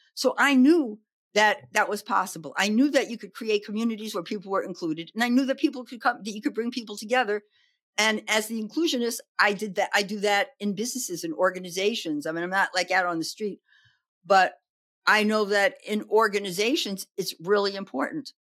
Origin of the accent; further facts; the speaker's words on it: New York City, New York, United States; also born or lived in Oregon; now in Berkeley, United States; I grew up in the Bronx in New York